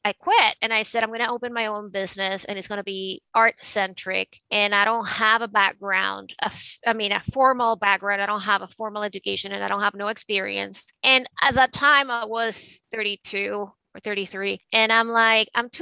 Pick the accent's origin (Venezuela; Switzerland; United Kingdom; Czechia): Venezuela; moved away as an adult; now in New York City, United States; I was originally born and raised in Venezuela. And I moved to the United States in the late 90s to go to law school